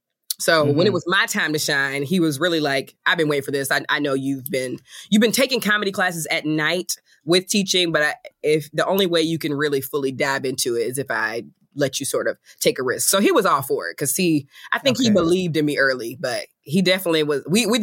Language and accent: English; Athens, Georgia, United States; I was born and raised in Athens, Georgia.